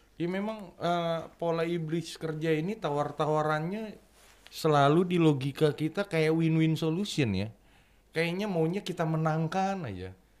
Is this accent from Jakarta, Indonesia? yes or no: no; Bekasi, West Java, Indonesia